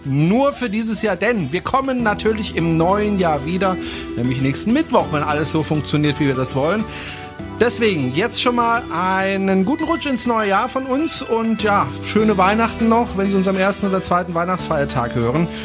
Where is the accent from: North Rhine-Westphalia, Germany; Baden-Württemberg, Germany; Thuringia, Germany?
Baden-Württemberg, Germany; Freiburg; aus meiner Heimatstadt, aus Freiburg